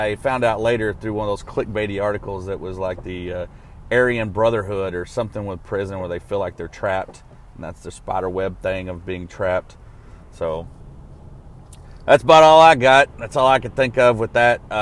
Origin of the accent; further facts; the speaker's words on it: Arkansas, United States; growing up laying asphalt in Arkansas, I worked with all kinds of degenerates